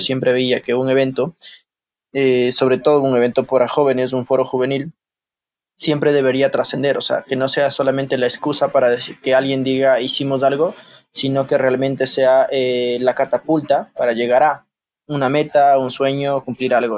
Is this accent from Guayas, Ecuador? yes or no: no; Ambato, Tungurahua, Ecuador; also born or lived in Guayaquil; soy ecuatoriano de la ciudad de Ambato